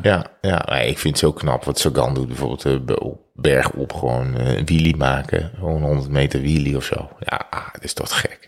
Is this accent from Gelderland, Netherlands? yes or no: no; North Brabant, Netherlands; we komen uit Brabant.